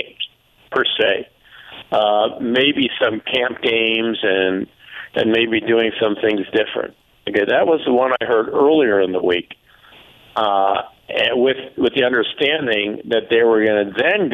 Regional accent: Chicago, Illinois, United States; moved away; I'm born and raised in Chicago as a Bulls fan

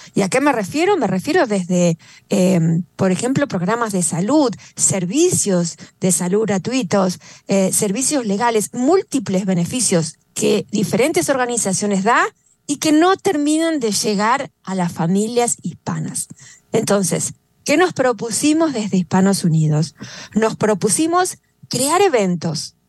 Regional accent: Argentina; now in West Palm Beach, United States; yo soy de Argentina

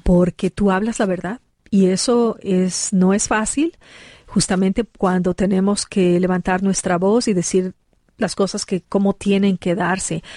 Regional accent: Ecuador; now in Colorado, United States; mi país, Ecuador

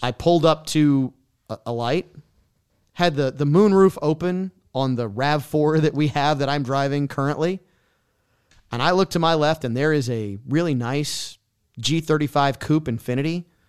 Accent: New Orleans, Louisiana, United States; moved away as an adult; also born or lived in Lafayette; my hometown, so it's no secret that I am a New Orleans native

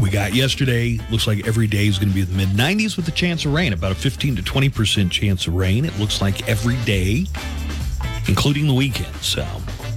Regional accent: United States; accent: American

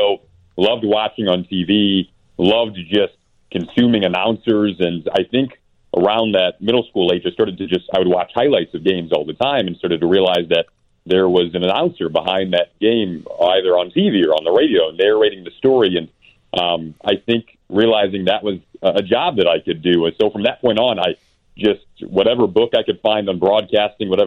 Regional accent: Michigan, United States; moved away; I'm from Michigan originally

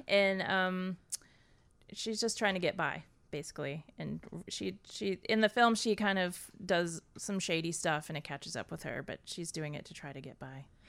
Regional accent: Nashville, Tennessee, United States; moved away as an adult; also born or lived in Boston; I grew up in Nashville, Tennessee

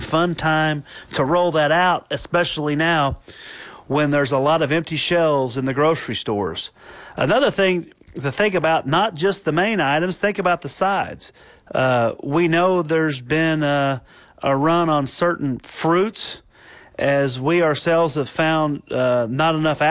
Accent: Italy; the Piedmont in my home country of Italy

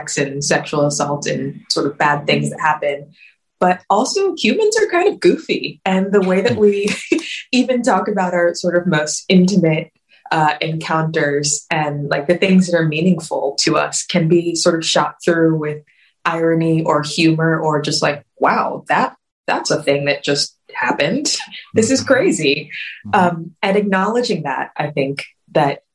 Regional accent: Richmond, Virginia, United States; I grew up in Richmond, Virginia, where we were an abstinence only curriculum

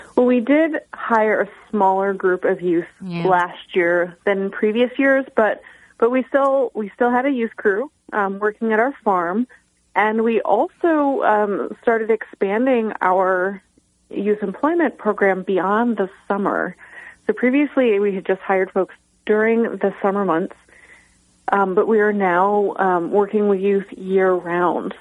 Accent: Tully, New York, United States; my hometown of Tully, New York, um, small town between Cortland and Syracuse

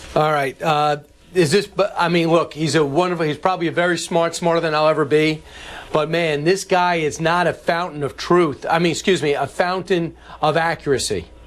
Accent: New Yorker, United States; I say that as a New Yorker

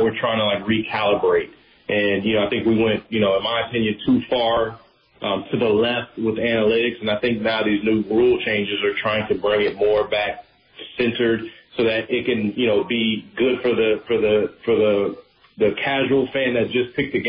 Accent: Tampa, Florida, United States; This is Tampa. This is my hometown team

